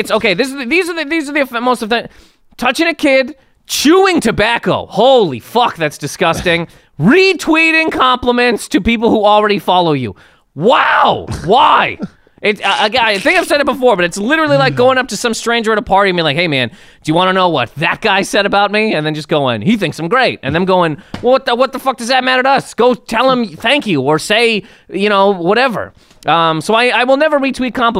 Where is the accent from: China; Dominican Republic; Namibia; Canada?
Canada; now in United States; I am full-on Canadian. Maple syrup runs through my veins